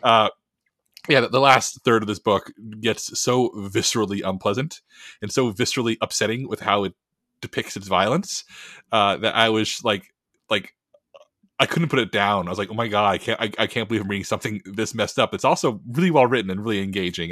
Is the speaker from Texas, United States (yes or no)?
yes; Texas, United States; I love being a Texan